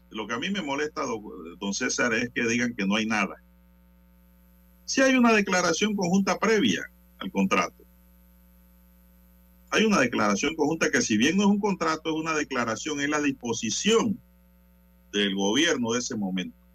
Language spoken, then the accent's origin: Spanish; Panama; a mí como panameño y como abogado me deja preocupado